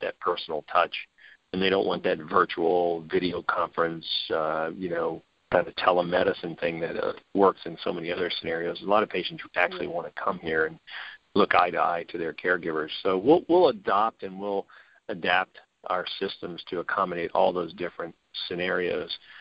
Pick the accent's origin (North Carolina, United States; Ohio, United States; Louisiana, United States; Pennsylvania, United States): Louisiana, United States; New Orleans; moved away; I'm from New Orleans, born and raised